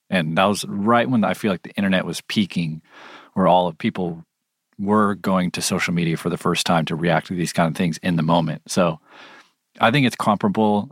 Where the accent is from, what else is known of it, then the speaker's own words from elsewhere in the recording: California, United States; I'm from California